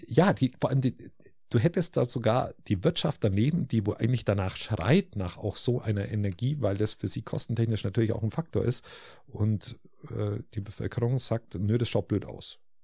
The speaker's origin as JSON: {"language": "German", "region": "Bavaria", "country": "Germany", "said": "bei uns in Bayern"}